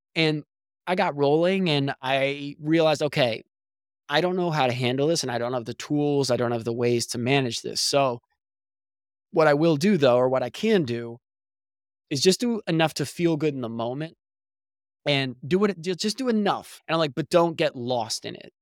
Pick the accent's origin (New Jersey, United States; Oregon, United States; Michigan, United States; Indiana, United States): New Jersey, United States; moved away as an adult; also born or lived in Pennsylvania; now in Southern California, United States; I was born and raised in New Jersey